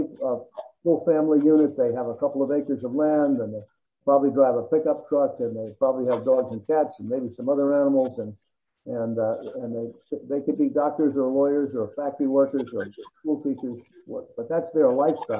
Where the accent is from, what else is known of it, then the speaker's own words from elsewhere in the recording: New Jersey, United States; I grew up in New Jersey